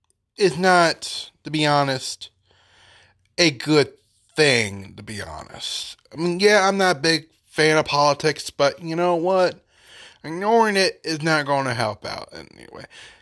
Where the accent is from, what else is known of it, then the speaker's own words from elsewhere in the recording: Paducah, Kentucky, United States; We have, in my hometown of Paducah, Kentucky, Sacramento County, we have, I do not know how many hotels